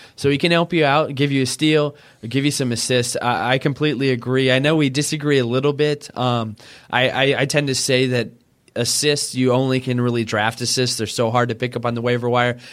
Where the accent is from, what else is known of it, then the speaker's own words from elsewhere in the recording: Oklahoma, United States; I grew up in Oklahoma